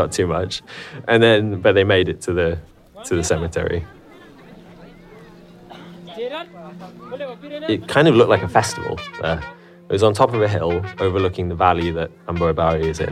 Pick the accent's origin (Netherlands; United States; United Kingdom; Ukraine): United Kingdom; England; I'm English.